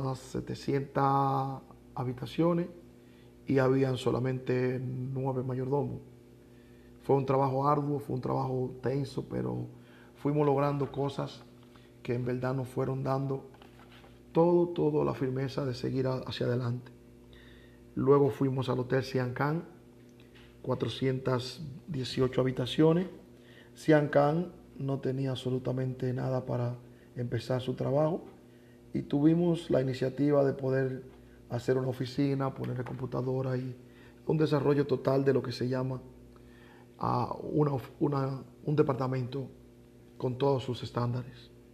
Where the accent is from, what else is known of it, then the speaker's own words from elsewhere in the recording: Dominican Republic; now in Mexico; Soy dominicano